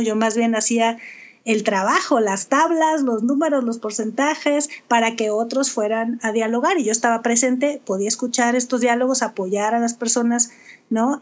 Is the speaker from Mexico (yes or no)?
yes; Sonora, Mexico; also born or lived in Culiacán, Sinaloa; aunque nací en Culiacán, crecí en Sonora